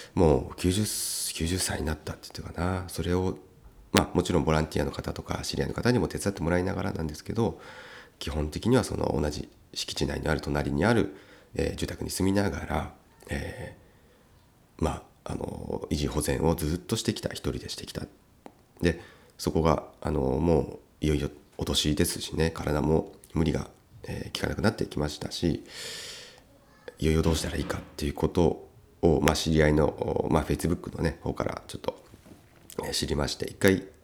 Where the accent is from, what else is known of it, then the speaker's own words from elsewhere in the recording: Uonuma, Niigata, Japan; 魚沼の私の出身ですね